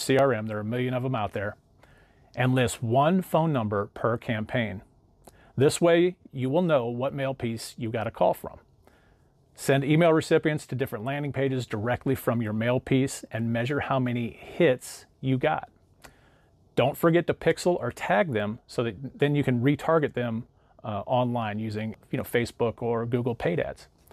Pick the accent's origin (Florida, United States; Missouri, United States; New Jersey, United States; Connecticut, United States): Missouri, United States; St. Louis; I use a company called R E I Printmail out of my hometown of Saint Louis